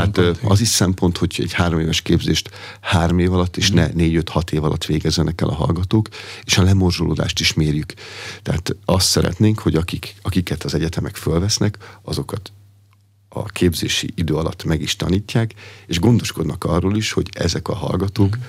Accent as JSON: {"language": "Hungarian", "town": "Pomáz", "region": "Pest", "country": "Hungary", "tie": "born or raised there", "said": "Pomázon, ahol felnőttem"}